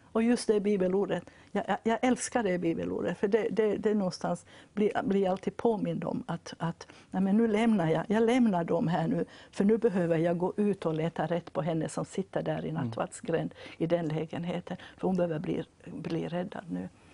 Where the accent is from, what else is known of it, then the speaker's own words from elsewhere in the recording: Vaasa, Ostrobothnia, Finland; jag kommer från Vasa då i Finland